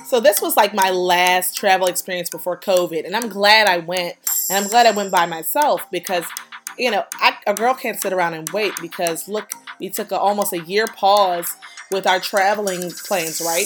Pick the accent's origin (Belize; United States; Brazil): United States; I'm an American tourist.